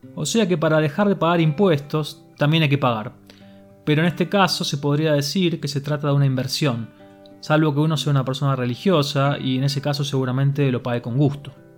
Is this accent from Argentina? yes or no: yes; Buenos Aires, Argentina; also born or lived in Ramos Mejía; los argentinos somos muy cálidos, afectuosos